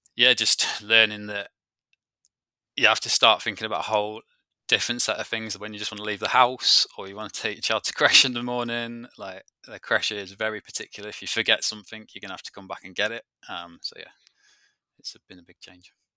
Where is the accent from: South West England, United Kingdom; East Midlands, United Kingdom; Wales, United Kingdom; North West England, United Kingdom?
East Midlands, United Kingdom; Peak District; moved away; I come from the Peak District, so I've always, uh, lived, though, I, I've lived and grown up in an outdoor activity centre